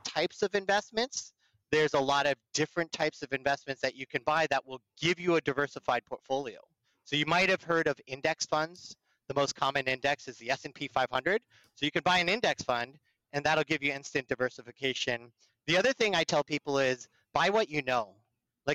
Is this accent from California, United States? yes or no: yes; Burlingame, California, United States; I grew up in the Bay Area and the peninsula. I'm a Burlingame High School kid